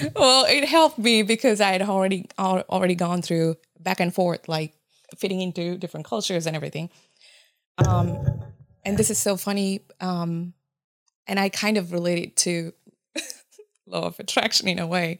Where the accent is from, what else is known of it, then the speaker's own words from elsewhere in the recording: Japan; first language Japanese; English is a second language; moved away as an adult; also born or lived in Sri Lanka; now in Columbus, United States; I'm from Sri Lanka, however, I grew up in Japan. Um, Though the f, my first language is Japanese. So English is my third language.